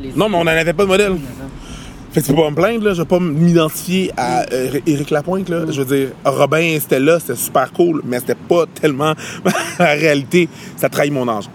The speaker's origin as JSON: {"language": "French", "town": "Longueuil", "region": "Quebec", "country": "Canada", "also_born_or_lived": "Montreal", "said": "j'habite à Montréal, puis je viens de la banlieue de Montréal, je viens de Longueuil"}